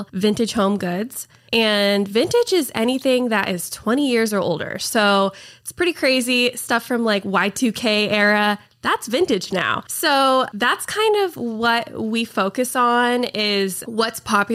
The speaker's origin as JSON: {"language": "English", "region": "Idaho", "country": "United States", "moved": "as an adult", "lives_now": "Portland, United States", "said": "I'm from Idaho"}